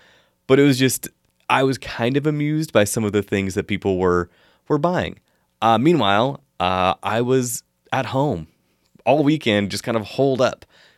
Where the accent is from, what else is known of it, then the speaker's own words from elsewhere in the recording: Washington, United States; I grew up in Eastern Washington, where we used to get feet of snow in the winter, and it was amazing.